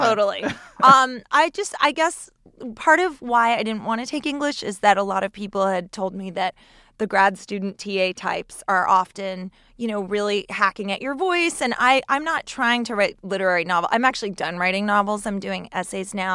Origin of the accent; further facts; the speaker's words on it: New York, United States; I'm from New York